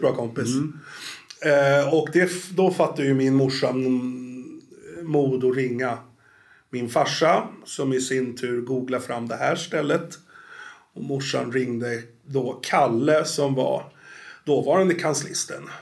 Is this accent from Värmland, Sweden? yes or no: no; Stockholm, Stockholm County, Sweden; accent: Stockholm; moved away; also born or lived in Norrtälje; Jag är ju född i Stockholm, men jag har bott 20 år i Norrtälje.